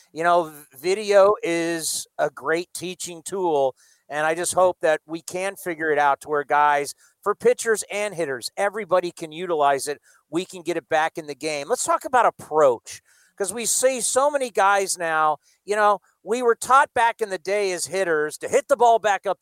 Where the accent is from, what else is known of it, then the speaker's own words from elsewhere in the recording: San Diego, California, United States; a kid growing up in San Diego